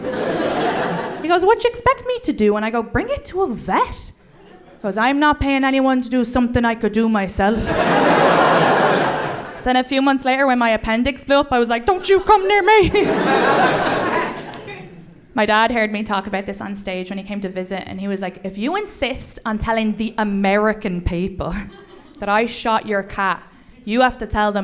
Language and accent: English; Ireland; accent: Irish; moved away as an adult; now in United States; When I grew up in Ireland, we didn't believe in mental health